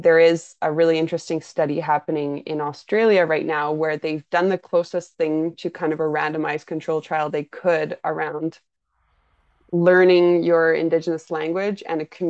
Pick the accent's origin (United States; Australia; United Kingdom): United Kingdom; myself as a British person